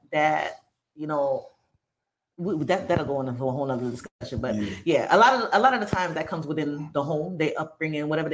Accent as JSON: {"language": "English", "town": "New York City", "region": "New York", "country": "United States", "said": "being a New Yorker"}